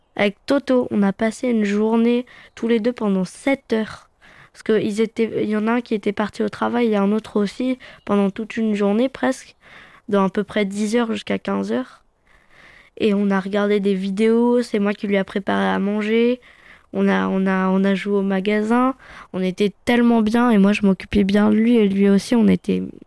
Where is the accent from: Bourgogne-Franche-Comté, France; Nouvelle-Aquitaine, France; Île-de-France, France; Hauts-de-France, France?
Île-de-France, France; Fontainebleau; je suis né à Fontainebleau